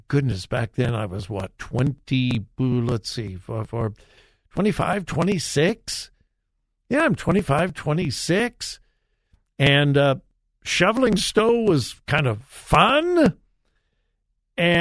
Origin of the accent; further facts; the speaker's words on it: Southern California, United States; moved away as an adult; also born or lived in South Carolina / Florida / Wichita, Kansas; now in Columbus, United States; I grew up in Southern California.